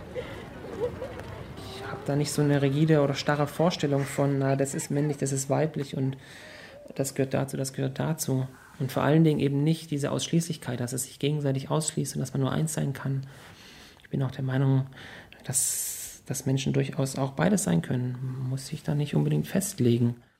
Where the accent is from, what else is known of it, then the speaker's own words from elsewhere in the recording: Tuttlingen, Baden-Württemberg, Germany; also born or lived in Konstanz; Ich komme ursprünglich aus dem Süden von Deutschland, in einer Kleinstadt, die heißt Tuttlingen. Da bin ich geboren und aufgewachsen